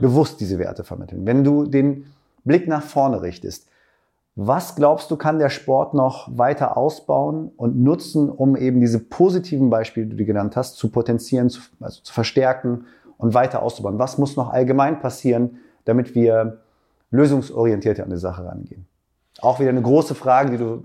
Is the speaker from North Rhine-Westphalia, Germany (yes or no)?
no; Braunschweig, Lower Saxony, Germany; ich komme aus Braunschweig